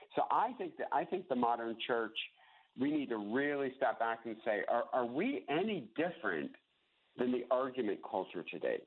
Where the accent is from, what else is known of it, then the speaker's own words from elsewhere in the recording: United States; we are Americans. We are Americans. And then I'm an American Christian